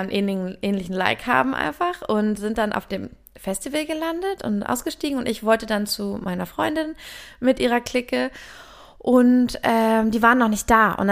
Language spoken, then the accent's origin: German; Lüneburg, Lower Saxony, Germany; ich bin ja in Lüneburg aufgewachsen, meine Mutter lebte da noch